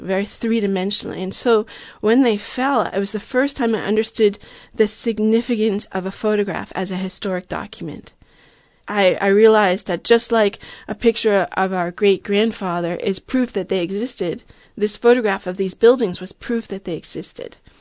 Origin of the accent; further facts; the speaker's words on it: Long Island, New York, United States; moved away as an adult; now in Berkeley, United States; I grew up on Long Island in New York